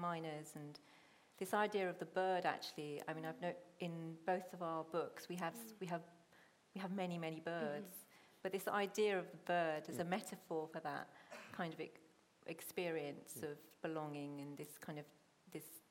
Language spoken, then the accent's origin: English; Hounslow, London, United Kingdom; first language Punjabi; also born or lived in Chiswick; I grew up in Hounslow